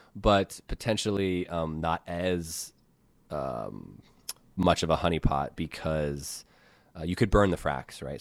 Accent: United States; I'm American

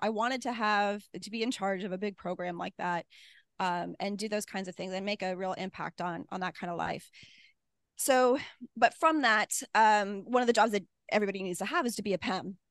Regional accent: Midwest, United States; I'm from the Midwest, you know, we're typically really nice to each other

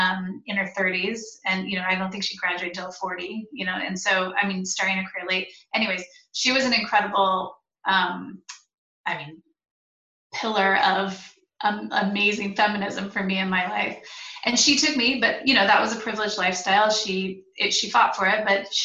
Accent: United States; as an American

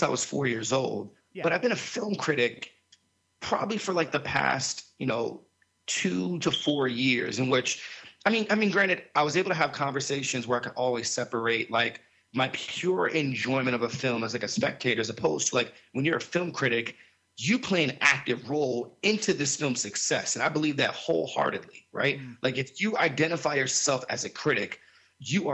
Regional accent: South Florida, United States; where I grew up in South Florida

